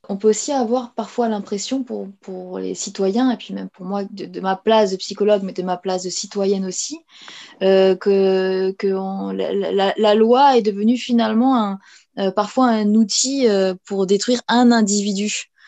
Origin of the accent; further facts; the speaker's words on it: France; on une communauté. Euh, avec toutes les confessions et on est français.